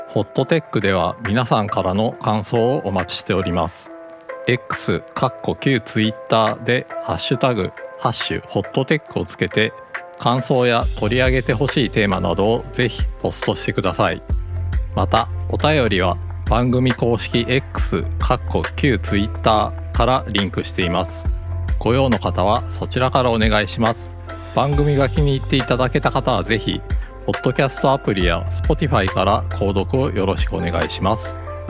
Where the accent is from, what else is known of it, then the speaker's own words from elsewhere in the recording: Tokyo, Japan; moved away as an adult; also born or lived in Chiba; now in Fukuoka, Japan; 千葉で生まれて東京で育って